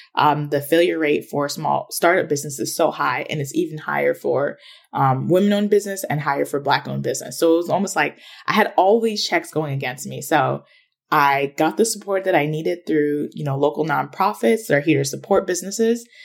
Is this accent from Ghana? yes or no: yes; Ghana; now in United States; I'm from Ghana, which is in West Africa